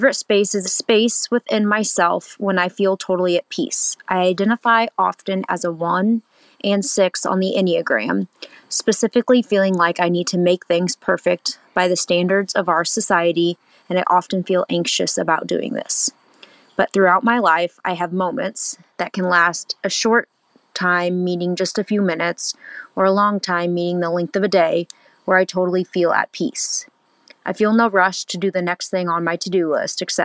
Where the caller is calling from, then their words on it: Bethalto, Illinois, United States; I'm calling from Bethalto, Illinois